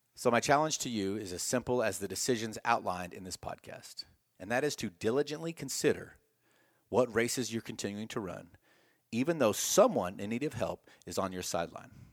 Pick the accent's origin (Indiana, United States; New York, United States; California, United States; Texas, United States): Texas, United States; I'm from Texas